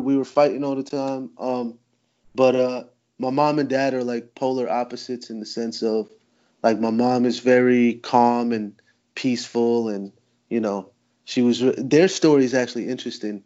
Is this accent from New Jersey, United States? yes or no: yes; New Jersey, United States; Jersey my whole life